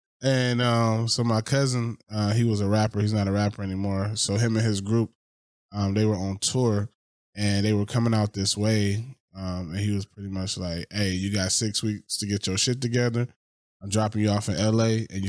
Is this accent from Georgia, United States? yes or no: yes; Macon, Georgia, United States; moved away as an adult; now in Los Angeles, United States; I was raised in Macon, Georgia, the heart of Georgia.